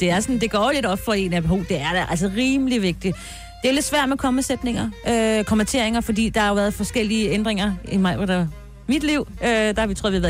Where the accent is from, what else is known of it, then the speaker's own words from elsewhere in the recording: Bornholm, Capital Region of Denmark, Denmark; er fra Bornholm.